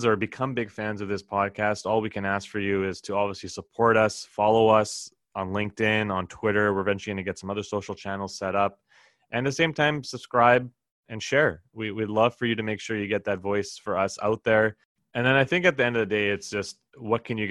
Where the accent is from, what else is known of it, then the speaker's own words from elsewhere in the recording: Edmonton, Alberta, Canada; moved away as an adult; also born or lived in Toronto; Born and raised in Edmonton, Alberta, the original city of champions